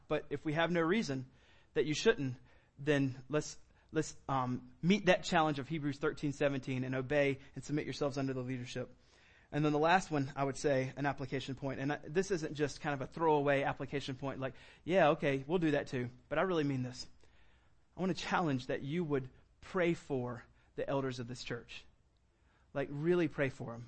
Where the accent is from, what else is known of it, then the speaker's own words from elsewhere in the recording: United States; we're an American